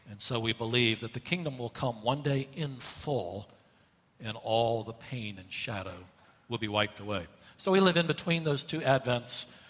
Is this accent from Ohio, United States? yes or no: no; Asheville, North Carolina, United States; Uh, I grew up in Asheville, North Carolina, and uh, the mountains there are not huge mountains.